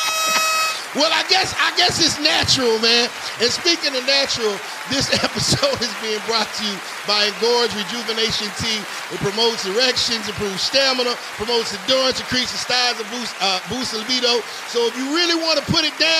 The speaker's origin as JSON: {"language": "English", "region": "Virginia", "country": "United States", "said": "I'm from Virginia. We're from, the same area"}